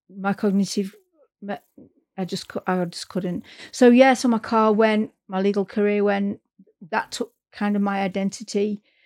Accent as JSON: {"language": "English", "town": "Manchester", "region": "North West England", "country": "United Kingdom", "moved": "as an adult", "lives_now": "North East England, United Kingdom", "said": "I'm from Manchester, and um, I'm up in the northeast now, uh, and I moved up here for work"}